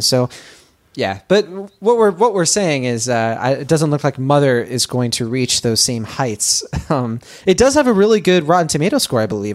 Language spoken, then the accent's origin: English; Boston, Massachusetts, United States; It's my hometown.